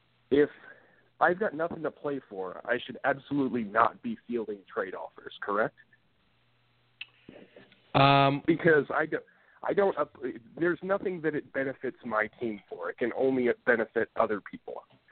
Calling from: Portland, United States; from Portland.

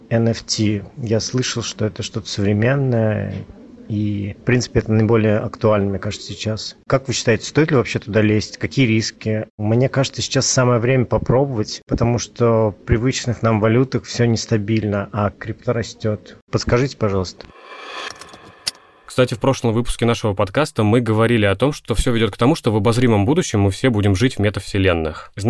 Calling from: Moscow, Russia; я из Москвы.

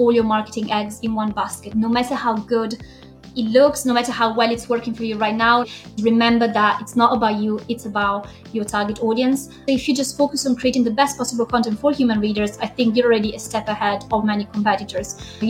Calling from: Chester, North West England, United Kingdom; So I'm based in Chester, which is a tiny Roman town in the north of England.

